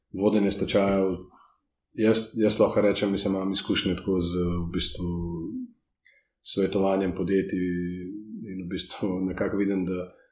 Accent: Slovenia; Slovenci smo tukaj

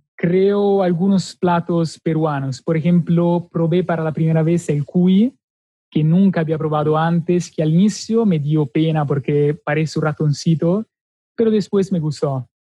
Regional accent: Milan, Lombardy, Italy; Spanish is a second language; moved away as an adult; Soy del norte, Milano

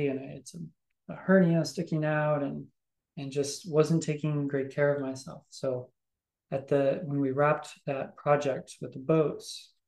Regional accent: Southern Illinois, United States; Southern Illinois, born and raised, youngest of six.

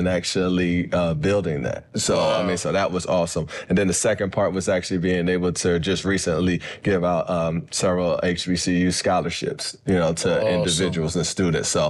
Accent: Philadelphia, Pennsylvania, United States; I grew up in Philly and like Southwest Philly, went to school in North Philly

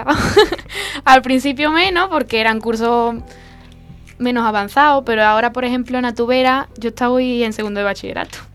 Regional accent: Castilla-La Mancha, Spain; allí en, Castilla-La Mancha. Y, en mi pueblo también hay algunos, algunos conciertos cerrados, eh, en Arbacete, como he dicho, en algunos pueblecitos de Arbacete.

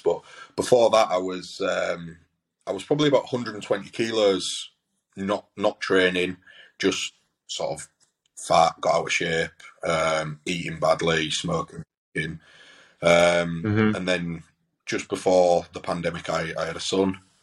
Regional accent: Hull, Yorkshire and the Humber, United Kingdom; I'm obviously from Hull

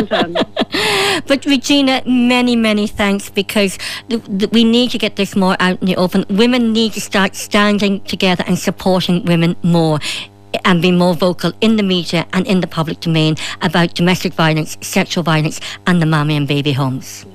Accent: Ireland; as a woman, as an Irish woman

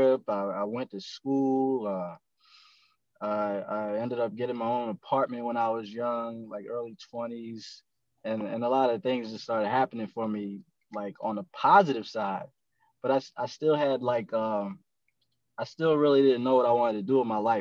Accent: Eastern Shore of Maryland, United States; now in Anne Arundel County, United States; where I'm from the Eastern Shore of Maryland. I kind of navigated my way over here to Anne Arundel County

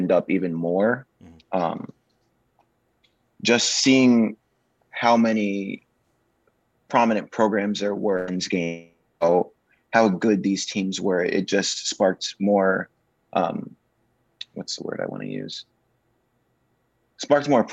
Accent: Florida, United States; I'm from Florida, so the volleyball community for boys isn't very big

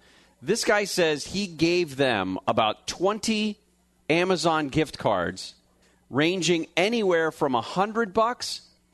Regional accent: Petaluma, California, United States; I grew up in Petaluma

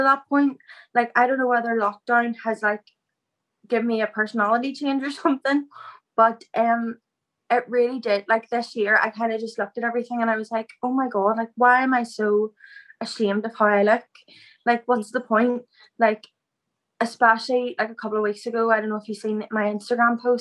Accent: outside Lurgan, Northern Ireland, United Kingdom; I'm from Abergallen, so it's just outside Largan

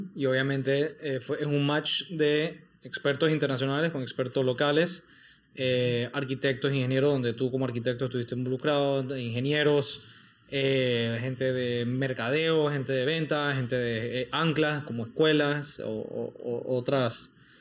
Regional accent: Panama; los panameños

